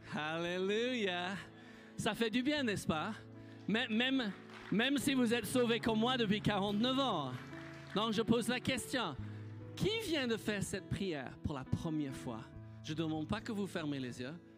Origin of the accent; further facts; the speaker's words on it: United Kingdom; French is a second language; moved away as an adult; also born or lived in Nice, France; now in France; j'étais un petit Britannique. Vivais sur une île.